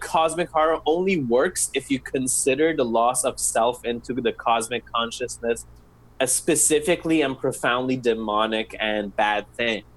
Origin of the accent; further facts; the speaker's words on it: Iran; I'm Middle Eastern, I'm from Iran.